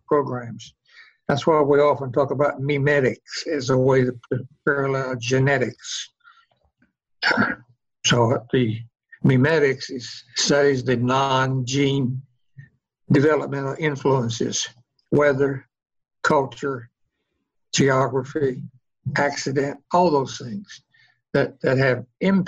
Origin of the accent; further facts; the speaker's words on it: Oklahoma, United States; I come from Oklahoma, actually, land of the red men, red here, Indian